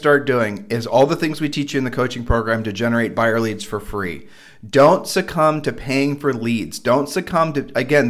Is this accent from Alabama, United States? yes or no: no; Columbus, Ohio, United States; we are from Columbus, Ohio